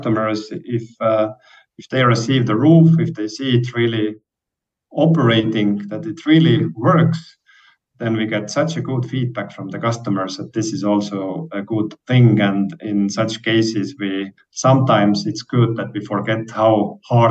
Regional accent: Estonia; we are coming from Estonia.

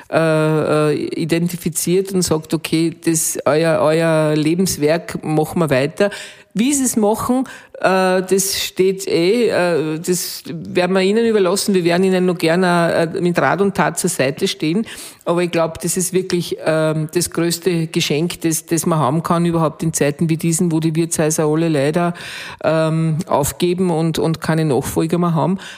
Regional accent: Ottenschlag, Lower Austria, Austria; bin aus Ottenschlag, vier Kilometer, ist ja direkt neben meiner Heimat

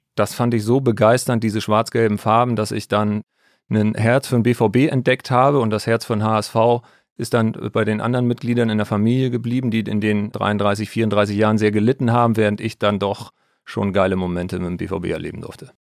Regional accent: Altes Land, between Stade and Hamburg, Lower Saxony, Germany; Ich komme aus dem alten Land, aus dem wunderschönen alten Land in der Nähe von Hamburg, zwischen Stade und Hamburg. Bin da ganz normal zur Schule gegangen

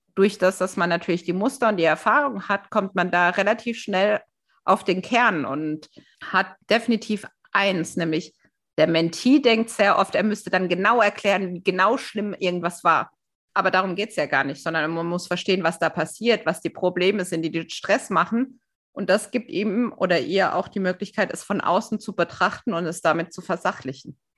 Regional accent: Germany; wir Deutschen

